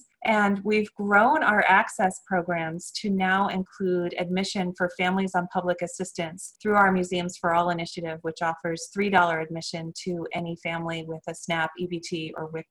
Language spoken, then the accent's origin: English; East Coast, United States; moved away; also born or lived in Philadelphia; growing up on the East Coast, I was exposed to museums from a very early age